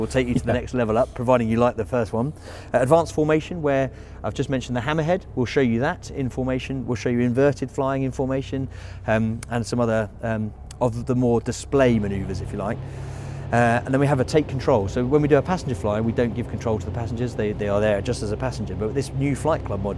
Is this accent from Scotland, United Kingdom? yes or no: no; Biggin Hill, London, United Kingdom; I flew from Biggin Hill, so my hometown